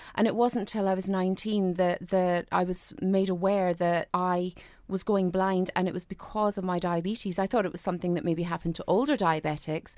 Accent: Ireland; moved away as an adult; now in Scotland, United Kingdom; I grew up in Southern Ireland. So I moved over here in less than a year

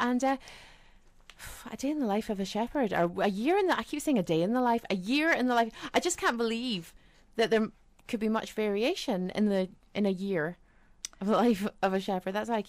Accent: Curragh, Ireland; But where I grew up in Ireland, the sheep did just roam the land.

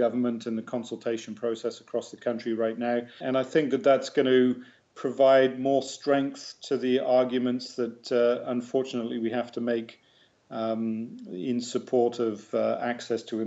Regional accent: England, United Kingdom; accent: English; now in Canada; I still have a proud English accent

